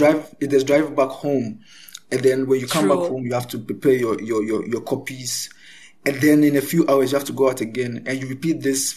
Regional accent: Ghana; as a Ghanaian

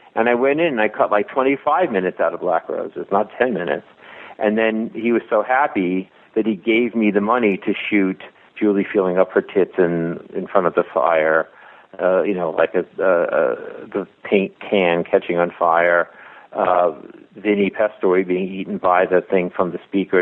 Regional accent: Long Island, New York, United States; moved away; I grew up on Long Island

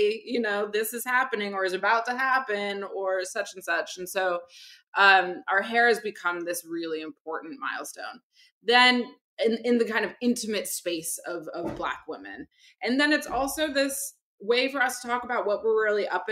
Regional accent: Barbados; my family's from the Caribbean, I'm from Barbados.

